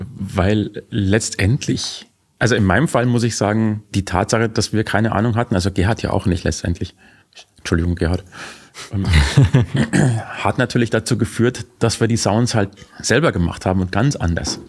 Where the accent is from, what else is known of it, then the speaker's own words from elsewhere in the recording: Bavaria, Germany; als Bayer